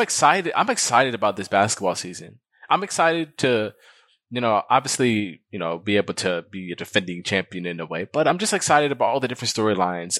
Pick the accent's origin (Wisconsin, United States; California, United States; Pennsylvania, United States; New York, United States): Wisconsin, United States; Milwaukee; I'm from Milwaukee